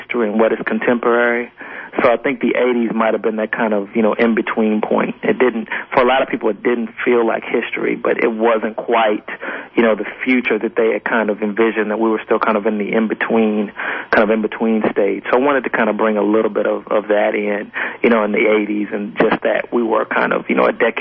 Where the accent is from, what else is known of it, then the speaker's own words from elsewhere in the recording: Montgomery, Alabama, United States; I grew up in Montgomery, and my family grew up in Mobile